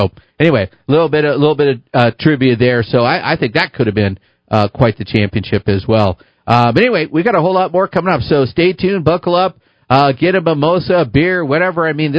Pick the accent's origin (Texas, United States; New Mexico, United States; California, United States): New Mexico, United States; Albuquerque; growing up in Albuquerque and the Unzers and everything